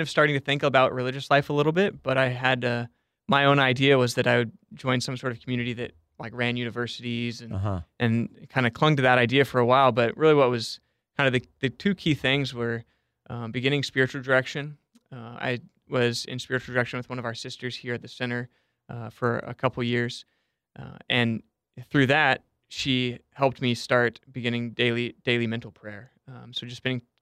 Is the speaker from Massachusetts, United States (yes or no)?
no; Dallas, Texas, United States; I actually grew up in Dallas, so I'm a Texan by birth